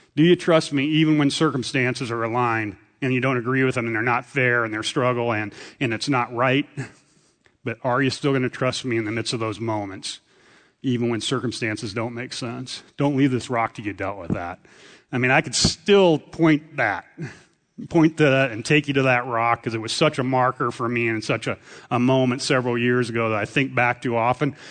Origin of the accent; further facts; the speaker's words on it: central Nebraska, United States; moved away; Grew up in a farm in central, in Kennesaw, Nebraska